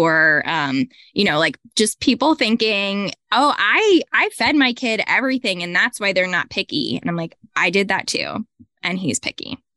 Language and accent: English; Hillsborough, New Jersey, United States; I grew up in Manalapan, which is tiny. It's by Freehold. Yeah, I grew up in Hillsborough.